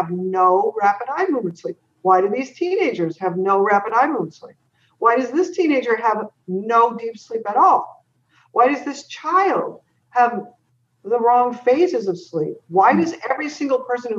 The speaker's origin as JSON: {"language": "English", "town": "San Jose", "region": "California", "country": "United States", "tie": "born or raised there", "also_born_or_lived": "San Francisco", "said": "I was born in San Francisco and then grew up in San Jose"}